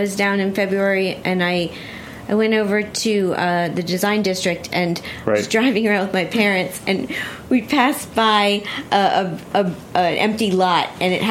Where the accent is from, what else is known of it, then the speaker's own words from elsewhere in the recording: Miami, Florida, United States; moved away; That's my hometown